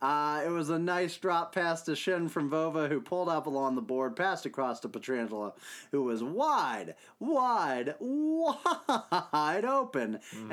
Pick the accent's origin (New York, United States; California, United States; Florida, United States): New York, United States; I don't know anything about hockey either, but at least I'm from New York.